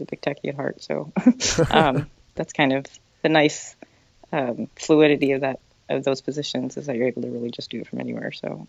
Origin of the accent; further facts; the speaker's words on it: central Illinois, United States; moved away as an adult; also born or lived in Seoul, South Korea / Chicago; now in New York City, United States; I grew up in the Midwest in central Illinois, and I did move to Chicago a few years after college, and I was there for about 7 years, and then I just decided I wanted to live in New York